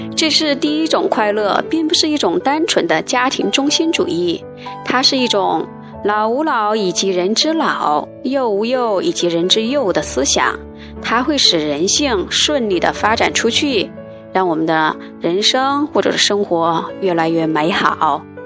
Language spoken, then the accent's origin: Chinese; China; now in Beijing, China; 我们中国人